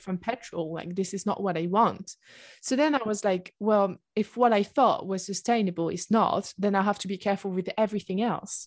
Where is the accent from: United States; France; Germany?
France; south of France; English is a second language; moved away as an adult; also born or lived in Oxford, United Kingdom; at the moment, I live in the south of France, in my hometown.